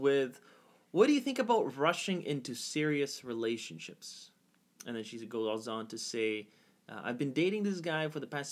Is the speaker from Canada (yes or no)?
yes; Canada; I'm Canadian